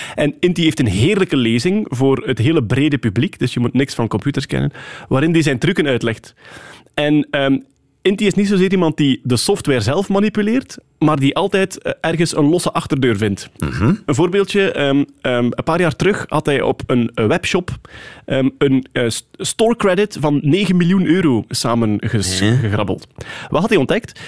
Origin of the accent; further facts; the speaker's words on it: Wachtebeke, Flanders, Belgium; now in Sint-Amandsberg, Belgium; ik ben wel onmiddellijk eh, naar de beschaving gebracht in Wachtebeke